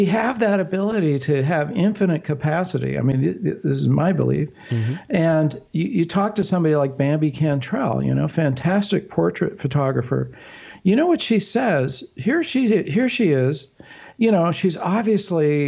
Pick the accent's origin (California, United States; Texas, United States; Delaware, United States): California, United States; Bay Area; growing up in the Bay Area